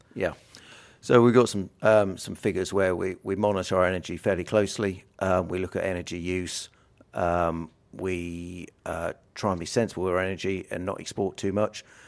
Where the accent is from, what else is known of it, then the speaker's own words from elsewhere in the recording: South Lincolnshire, East Midlands, United Kingdom; I'm from South Lincolnshire.